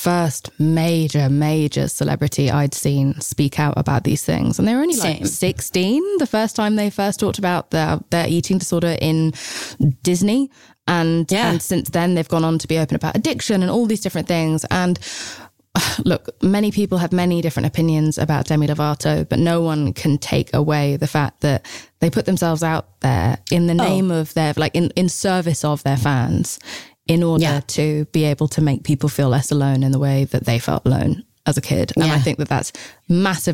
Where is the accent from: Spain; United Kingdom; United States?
United Kingdom; England; I'm English